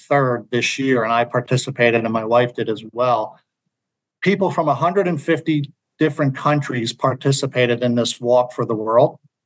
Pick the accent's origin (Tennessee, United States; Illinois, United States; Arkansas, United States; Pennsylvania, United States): Pennsylvania, United States; Philadelphia; I'm from Philly